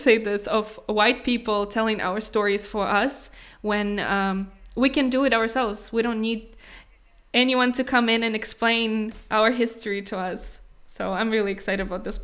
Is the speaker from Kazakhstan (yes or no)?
yes; Kazakhstan; moved away; also born or lived in Prague, Czech Republic; growing up in Kazakhstan, I was always proud that I'm Caucasian